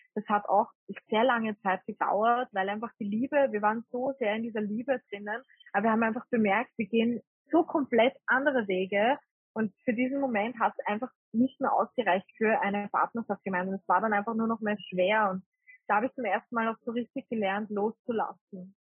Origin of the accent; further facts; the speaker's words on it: Vienna, Austria; moved away as an adult; also born or lived in rural Austria; ursprünglich komme ich eigentlich aus Wien. Und ich bin eigentlich eine typische Wienerin